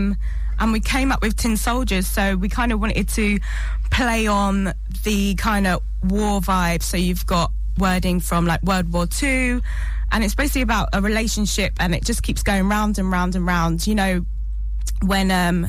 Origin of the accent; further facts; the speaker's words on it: Surbiton, South East England, United Kingdom; I'm from Surrey, just outside London, Surbiton